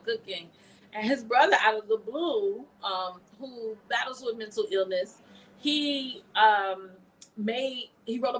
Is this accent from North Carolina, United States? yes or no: yes; Greensboro, North Carolina, United States; I'm from here, Greensboro, North Carolina, born and raised